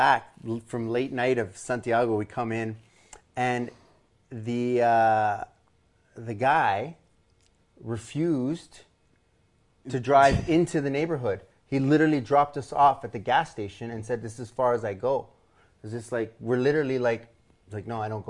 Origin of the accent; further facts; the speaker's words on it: Edmonton, Alberta, Canada; I grew up in Mill Woods